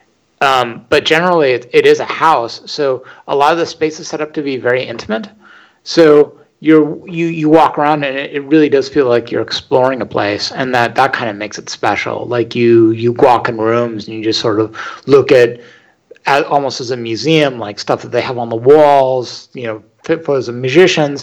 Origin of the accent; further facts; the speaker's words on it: Northern California near San Francisco, United States; also born or lived in Los Angeles; I grew up in Northern California near San Francisco